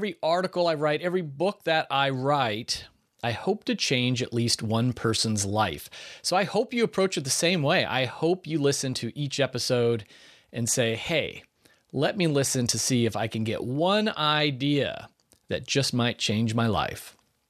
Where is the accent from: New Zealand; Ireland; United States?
Ireland; So I spent time at Irish Kevin's Bar, which is a famous bar down there. One, because I'm Irish.